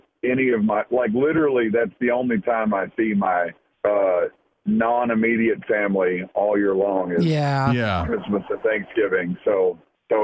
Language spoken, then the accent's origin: English; Knoxville, Tennessee, United States; growing up in Knoxville